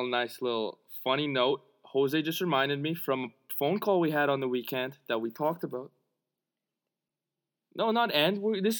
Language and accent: English; Canada; we're from Canada. Toronto.